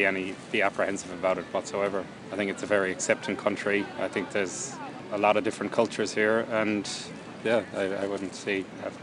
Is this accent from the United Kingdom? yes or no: yes; England, United Kingdom; now in Ireland; because I am English, living here, looking to get an Irish passport as well as my English passport.